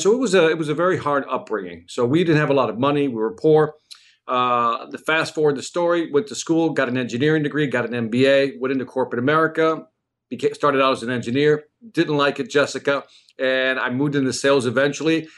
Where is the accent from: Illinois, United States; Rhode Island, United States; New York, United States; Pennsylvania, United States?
Illinois, United States; Chicago; I was born and raised in Chicago.